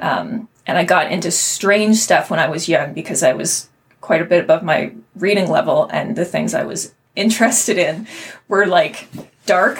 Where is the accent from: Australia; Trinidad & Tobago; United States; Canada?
Canada; Kitchener, Ontario; also born or lived in Waterloo, Ontario; growing up in Kitchener and then mm-hmm. Waterloo